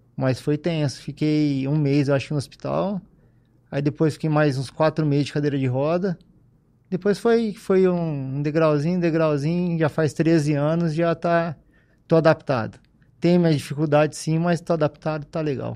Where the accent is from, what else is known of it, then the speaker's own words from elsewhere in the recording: Ribeirão Preto, São Paulo, Brazil; also born or lived in Piracicaba / Bebedouro; Eu nasci em Piracicaba e vim para Ribeirão com seis anos de idade. Aí de seis anos para cá, só, só vivi aqui, morei aqui